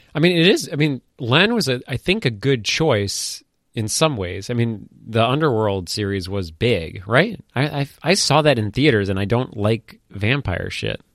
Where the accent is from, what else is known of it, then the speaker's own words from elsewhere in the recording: Maine, United States; I'm from Maine.